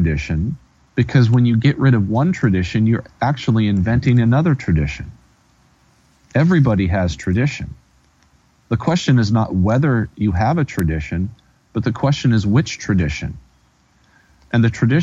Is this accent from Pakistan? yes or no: no; United States; as an American, as a citizen of the United States of America who speaks English